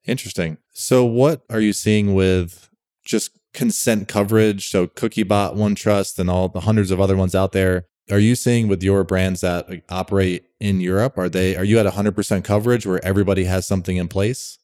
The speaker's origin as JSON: {"language": "English", "town": "Rochester", "region": "New York", "country": "United States", "said": "I'm from Rochester, New York originally."}